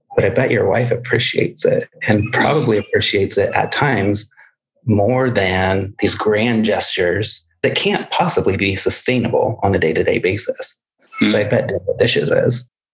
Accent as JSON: {"language": "English", "region": "Midwest", "country": "United States", "tie": "born or raised there", "said": "I grew up in the Midwest where it would snow"}